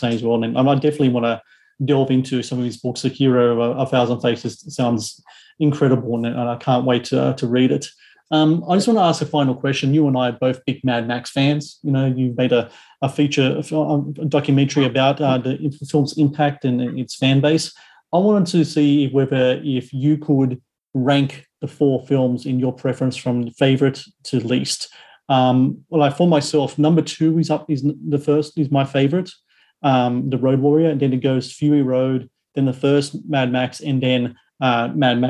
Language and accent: English; New South Wales, Australia; my home state of New South Wales